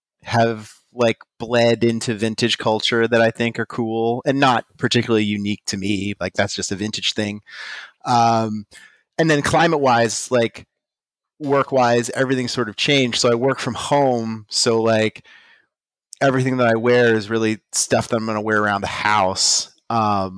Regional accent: Pittsburgh, Pennsylvania, United States; I'm from the Pittsburgh, Pennsylvania area

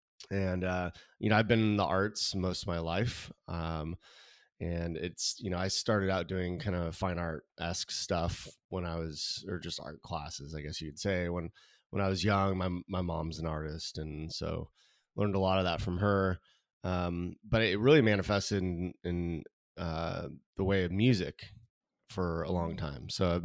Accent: California, United States; I mean, I grew up in California, in Southern California, and I, you know, one of three kids, parents who fortunately they're still married, which is great.

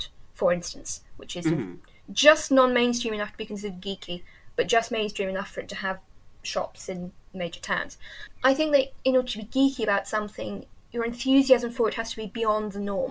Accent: Yorkshire and the Humber, United Kingdom; I've lived here almost all my life. I was brought up about an hour away

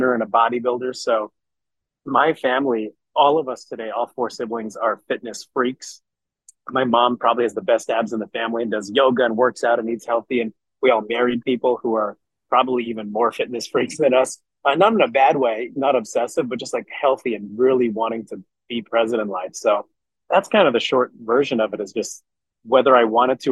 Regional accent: Montreal, Quebec, Canada; growing up in Montreal, Canada. And so, yeah, I definitely play hockey and speak French

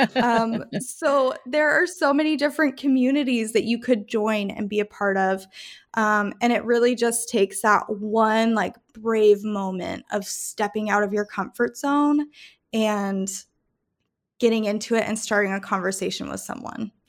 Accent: Calgary, Alberta, Canada; also born or lived in Rome, Italy / Idaho / Denver, Colorado / Salt Lake City, Utah; now in Memphis, United States; I was born and raised in Calgary, Canada, and then I moved to Rome, Italy

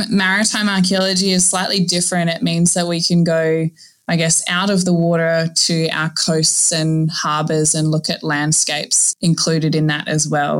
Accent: Northern Territory, Australia; now in Queensland, Australia; I grew up in the Northern Territory, so right in the heart of, I guess, like Crocodile Dundee territory

